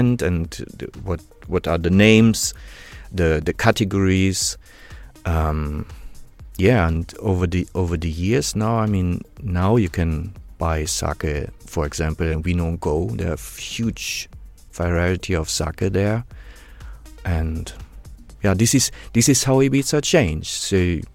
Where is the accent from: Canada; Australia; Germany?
Germany; Warstein, North Rhine-Westphalia; English is a second language; moved away as an adult; also born or lived in Bielefeld; I was born in Sauerland, in Warstein.